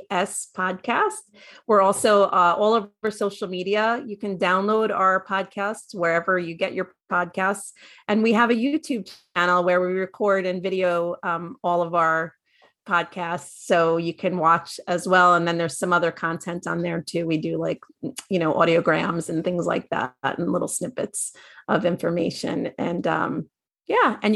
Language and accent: English; Northeast, United States; I'm from Northeast